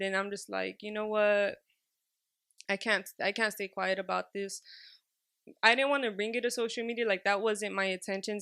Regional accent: Los Angeles, California, United States; I was raised in Highland Park and Drew Street

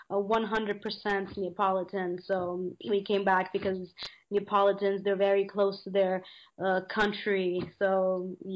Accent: San Diego, California, United States; born there; now in Los Angeles, United States; because I was born in San Diego, you know, so, and I live in LA, even though I'm in uh, Italy right now

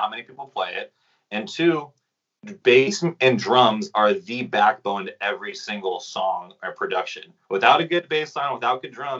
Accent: Carlsbad, California, United States; So I grew up in Carlsbad, California. And for those who don't know where that is, San Diego, California, really close to the border of Mexico.

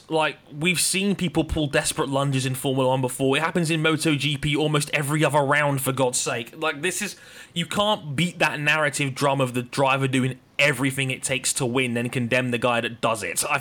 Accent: United Kingdom; I'm British

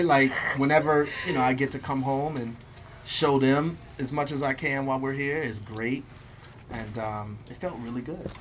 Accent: Milwaukee, Wisconsin, United States; I'm from Milwaukee

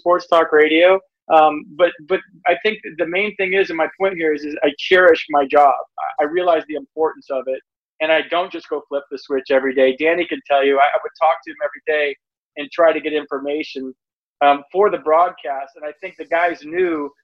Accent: California, United States; also born or lived in Michigan; I grew up in Michigan until I was 6 or 7, and then we moved to California

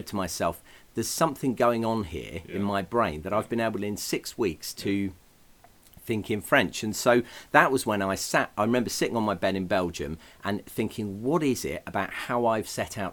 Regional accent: England, United Kingdom; I come from England

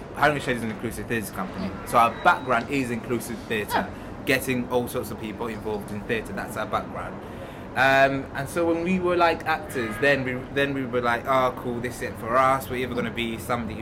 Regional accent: Wales, United Kingdom; I grew up in Wells. I was brought up in Wells.

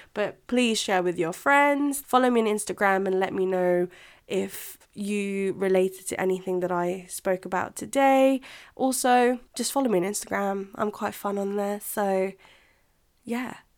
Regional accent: England, United Kingdom; first language Filipino; English is a second language; also born or lived in Philippines; my English culture, which I do think I have because I grew up here

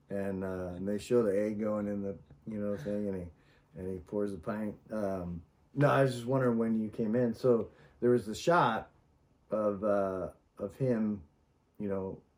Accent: the South, United States; I grew up in the South

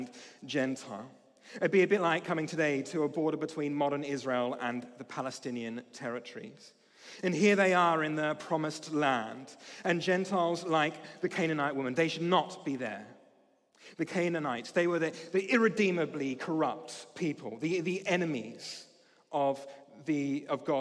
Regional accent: Australia; now in United Kingdom; As an Australian

